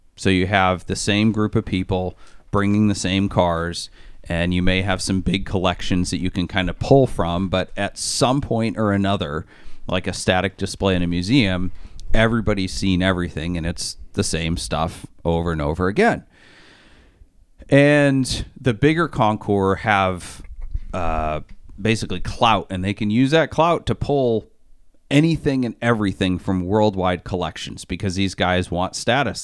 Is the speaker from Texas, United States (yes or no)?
no; Maine, United States; I'm from Maine